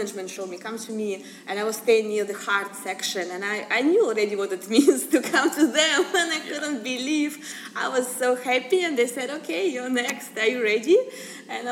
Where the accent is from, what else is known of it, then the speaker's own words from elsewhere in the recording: Russia; moved away as an adult; now in United States; I'm from Russia